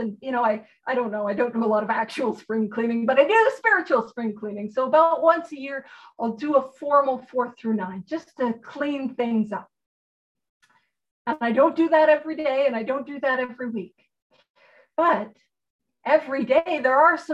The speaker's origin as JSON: {"language": "English", "country": "Canada", "said": "I'm a Canadian"}